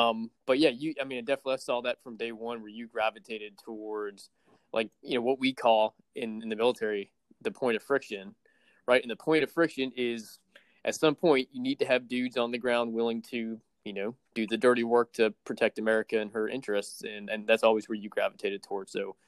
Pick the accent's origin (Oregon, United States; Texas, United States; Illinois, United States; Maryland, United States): Maryland, United States; I was fortunate to spend a lot of my time just like Nick growing up in the Nashville Capital Region around DC, and, you know, knew the Naval Academy the same way Nick did because we were in Maryland